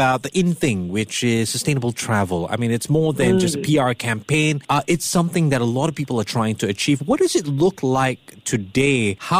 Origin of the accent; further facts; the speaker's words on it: Singapore; I'm Singaporean